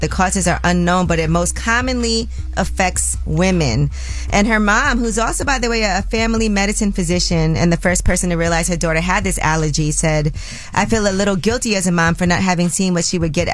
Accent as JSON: {"language": "English", "town": "New York City", "region": "New York", "country": "United States", "said": "I'm from Brooklyn, too"}